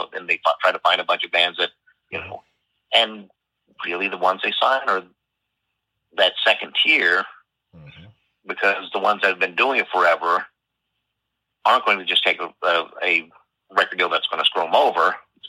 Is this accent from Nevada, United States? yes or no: no; Stockton, California, United States; So, you know, I'm from Stockton.